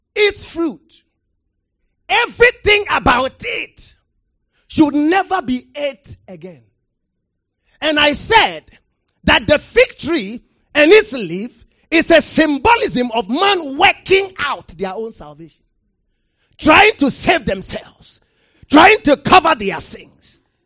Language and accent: English; Ghana